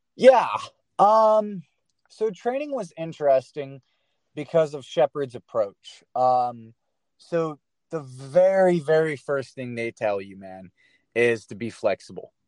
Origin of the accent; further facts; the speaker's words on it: Flatwoods, Kentucky, United States; moved away as an adult; also born or lived in Maryland / Mount Vernon, Ohio; now in Indianapolis, United States; I was born in Maryland, but when I was like four, we moved to this little town called Flatwoods, Kentucky